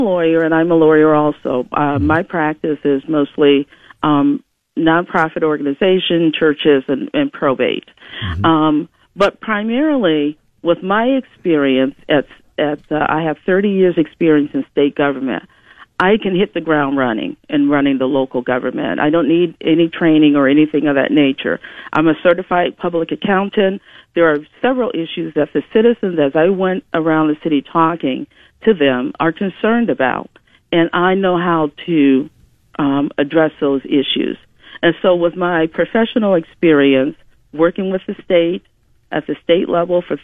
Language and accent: English; Lorain, Ohio, United States; I was raised in Lorain